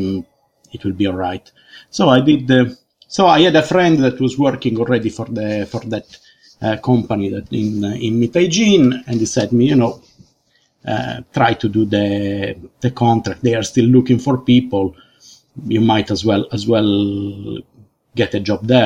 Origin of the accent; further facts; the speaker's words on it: Sardinia, Italy; moved away as an adult; now in United Kingdom; I'm from Sardinia in Italy.